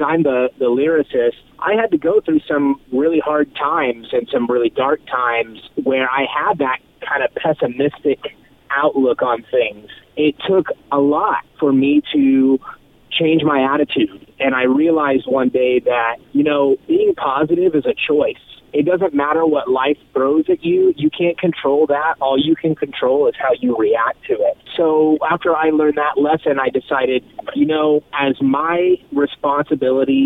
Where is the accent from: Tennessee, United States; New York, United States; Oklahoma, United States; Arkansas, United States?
Oklahoma, United States; moved away as an adult; now in Southern California, United States; I'm actually originally from Oklahoma, and I moved to Southern California right out of high school